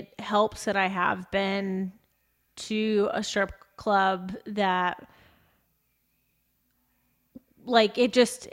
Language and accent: English; United States; as we are as an American culture specifically